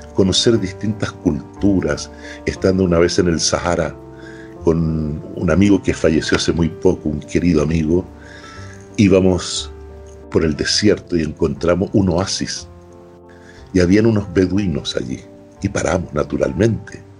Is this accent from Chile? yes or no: yes; Chile; moved away; terminé 15 años sin volver a Chile